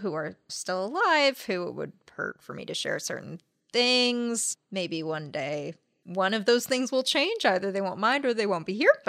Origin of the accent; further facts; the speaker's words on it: La Crescenta, California, United States; also born or lived in La Cañada; This hospital, at least, is in La Cañada, California, which is next to La Crescenta, California, which is where I grew up.